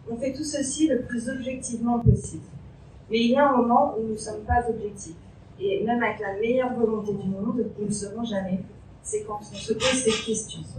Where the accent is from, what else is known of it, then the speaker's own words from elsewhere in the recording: Picardy, Hauts-de-France, France; je suis picarde.